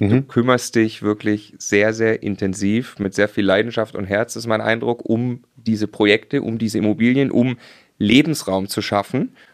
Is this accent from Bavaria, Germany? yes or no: no; Lower Saxony, Germany; Ich komme äh, gebürtig aus Ostfriesland